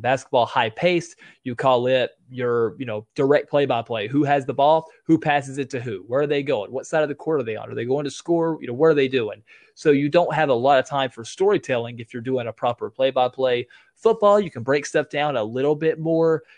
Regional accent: Tennessee, United States; I live in a, a real small town, but a real big county, actually, one of the biggest counties in all of Tennessee

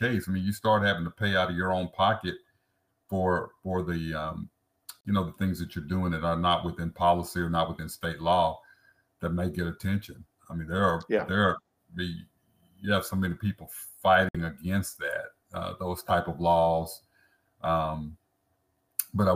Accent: Dallas, Texas, United States; West Dallas, and then move to South Oak Cliff

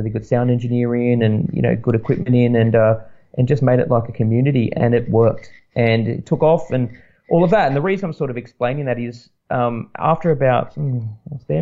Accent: Sydney, New South Wales, Australia; moved away as an adult; also born or lived in Newcastle, Australia; I'm from Sydney, and I moved to Newcastle to be with my girlfriend

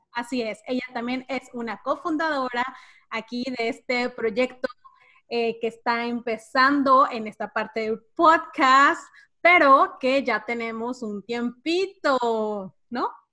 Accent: Cancún, Quintana Roo, Mexico; also born or lived in Mérida, Yucatán, Mexico; now in Brownsville, United States; yo específicamente nací en Mérida y crecí en Cancún y vivo ahora en Brownsville, Texas

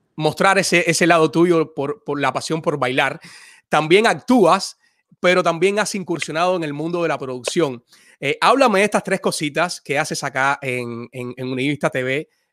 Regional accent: Cuba; now in United States

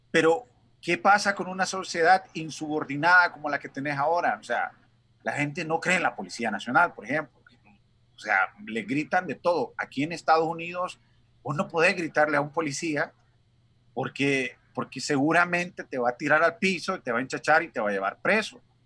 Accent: Honduras; moved away as an adult; now in United States; Nosotros como latinos y como hondureños somos bien dados a las familias

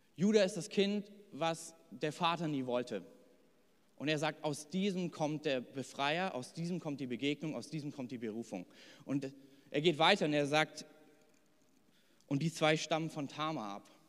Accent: Hesse, Germany; now in Thuringia, Germany; ich bin in Hessen groß geworden

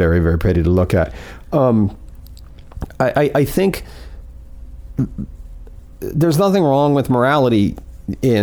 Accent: Fort Pierce, Florida, United States; I grew up in Fort Pierce

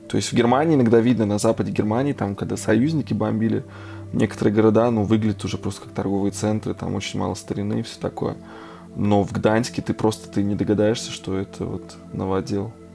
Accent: Russia; now in Erfurt, Germany; я как бы родился в России

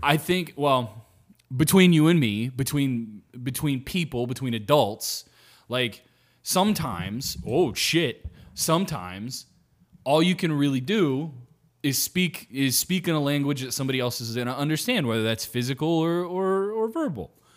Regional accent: United States; I'm American

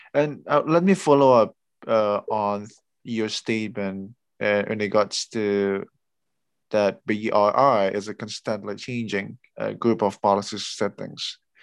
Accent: Indonesia; I'm originally from Indonesia

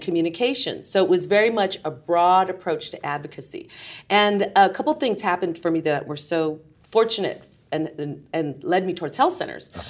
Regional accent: San Jose, California, United States; growing up in San Jose, California

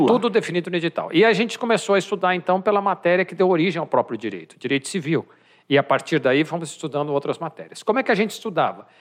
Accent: São Paulo, Brazil; also born or lived in Campinas; sou de São Paulo, mas fui estudar em Campinas

